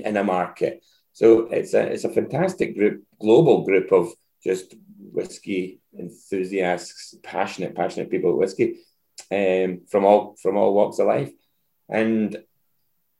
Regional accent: Dumbarton, Scotland, United Kingdom; my hometown, back in Dumbarton.

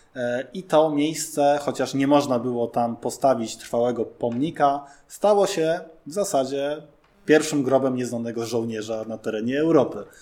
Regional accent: Warsaw, Masovian Voivodeship, Poland; my jakby warszawiacy tacy jesteśmy

